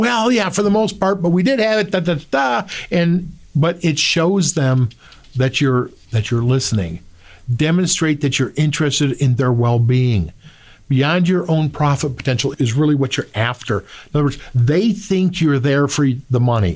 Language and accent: English; Midwest, United States; we're here from the Midwest